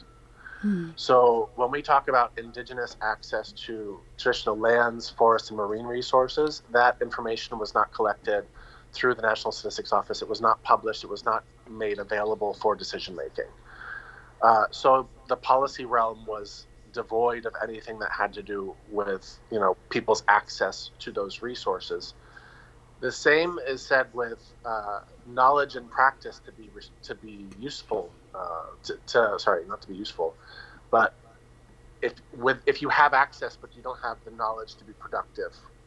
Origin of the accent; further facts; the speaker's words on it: Northern New Hampshire, United States; moved away as an adult; now in Vanuatu; I'm from the United States. I now have dual citizenship in Vanuatu. And I've been here for almost 20 years now. Vanuatu is home to me, as is Northern New Hampshire.